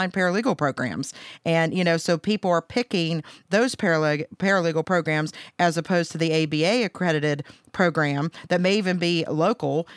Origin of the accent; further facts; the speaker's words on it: Pennsylvania, United States; moved away as an adult; also born or lived in Huntington, West Virginia; I'm originally from Pennsylvania